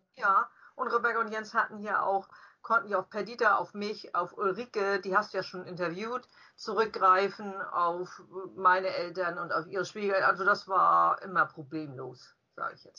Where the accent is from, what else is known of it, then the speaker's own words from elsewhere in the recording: Farchau, Schleswig-Holstein, Germany; also born or lived in Klein Pampau / Mölln; Wir sind alle in Klein Pampau geboren. Das ist aber auch Herzogtum Lauenburg und unser Vater äh, hat bei der Schleswig gearbeitet und ein sehr großes Gebiet nachher bearbeiten müssen und da musste man nach Farchau ziehen. Farchau hat mhm. acht Häuser und ist in der Nähe von Schmielau, zwei Kilometer entfernt. Und da sind wir dann als Kinder aufgewachsen